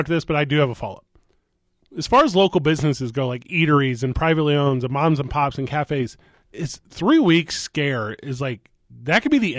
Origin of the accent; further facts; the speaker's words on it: Midwest, United States; moved away; I grew up in the Midwest.